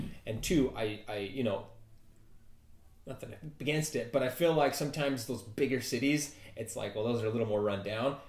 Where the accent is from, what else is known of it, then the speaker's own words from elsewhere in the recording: Mesa, Arizona, United States; we grew up in Mesa, you and I.